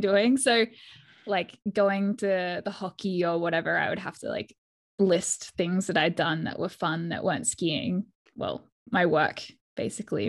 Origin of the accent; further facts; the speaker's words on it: Perth, Western Australia, Australia; also born or lived in Jackson, Wyoming; I'm from Perth in Western Australia